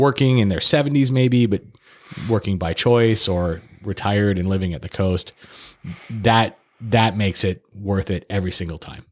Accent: Fresno, California, United States; also born or lived in Santa Barbara / Los Angeles; I'm originally from Fresno.

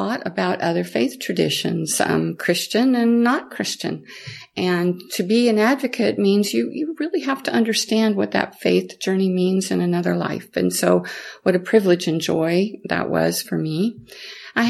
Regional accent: the Midwest, near Independence, Missouri, United States; moved away as an adult; also born or lived in Kansas / Mississippi / New Orleans, Louisiana; I was born into the Midwest and very close to Independence.

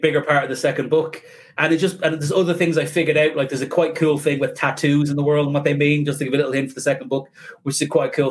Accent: Ireland

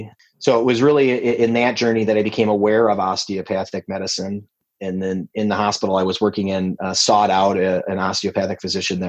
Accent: La Crosse, Wisconsin, United States; a hospital I was working at in my hometown of La Crosse

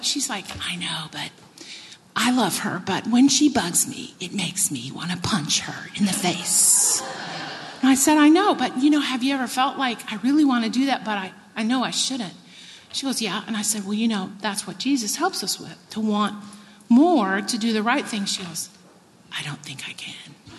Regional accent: Texas, United States; I grew up in Texas.

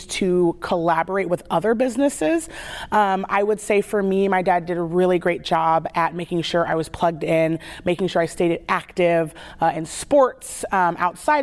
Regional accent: Salem, Oregon, United States; I grew up here in Salem

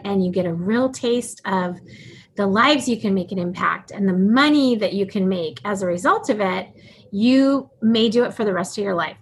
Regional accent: Alaska, United States; I was born and raised in Alaska

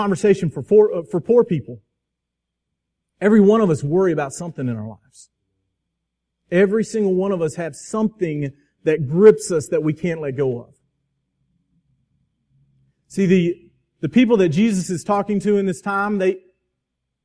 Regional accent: Crestview, Florida, United States; Twin Hills Park in my hometown of Crestview

